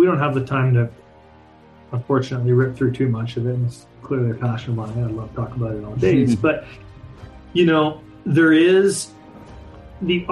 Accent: Canada; born and raised in Canada

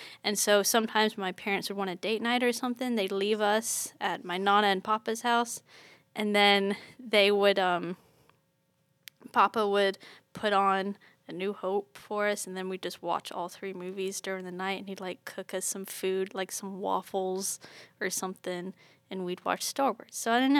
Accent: England, United Kingdom; now in United States; Because I grew up in England apart from my extended family.

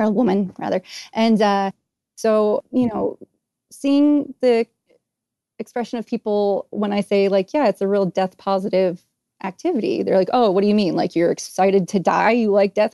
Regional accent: New Hampshire, United States; I grew up in New Hampshire

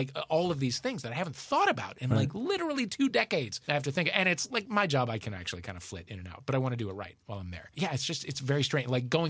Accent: St. Louis, Missouri, United States; we grew up in St. Louis.

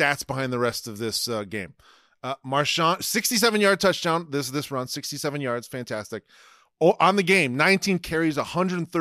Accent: Toledo, Ohio, United States; I grew up in Toledo

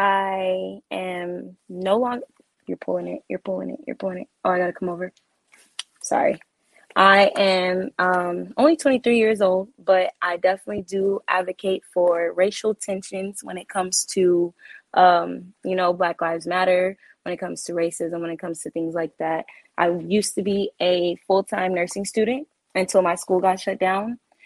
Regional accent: Alabama, United States; now in Texas, United States; I am originally from Alabama. Thank you very much. I'm originally from Alabama. I reside in Texas at the moment.

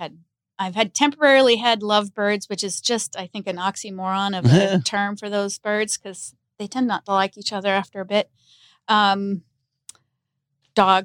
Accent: Los Angeles, California, United States; growing up in Los Angeles, you know, that was Hollywood

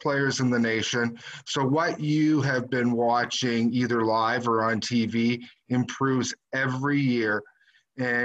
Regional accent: Kitchener, Ontario, Canada; I grew up in Kitchener, Ontario.

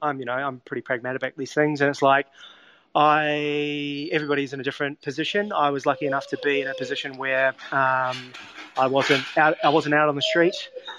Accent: Wellington, New Zealand; So I grew up in Wellington and in New Zealand, and I was lucky enough to, as a child, spend a bit of time in Europe.

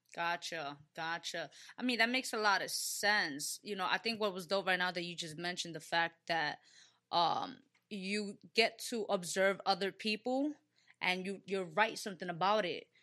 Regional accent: New York City, New York, United States; I'm from the Bronx, right? Born and raised, uh, from the Bronx

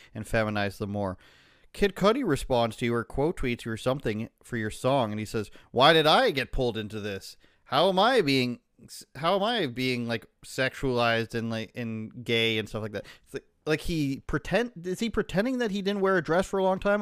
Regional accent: Canada; I'm Canadian

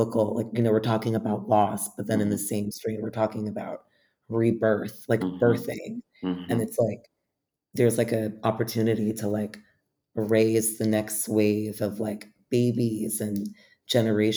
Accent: New York City, New York, United States; growing up in New York

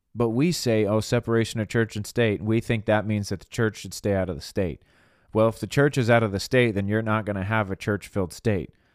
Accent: United States; I was born in America. God put me here on purpose." and this is my country.

